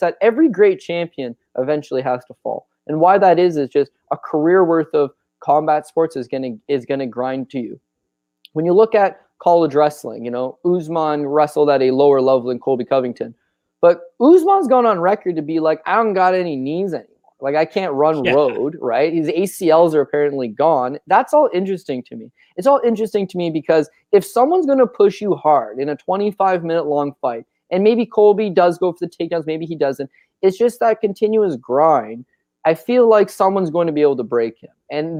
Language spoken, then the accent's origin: English; Canada; We're Canadian. We love ourselves from George St. Pierre.